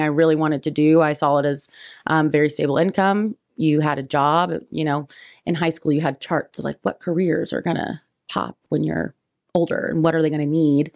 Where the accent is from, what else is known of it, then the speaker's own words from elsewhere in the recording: Richmond, Indiana, United States; also born or lived in Fountain City, Indiana; now in Indianapolis, United States; I grew up, I was in, um, Fountain City, Indiana, my till I was about eight, and then, uh, graduated from Richmond High School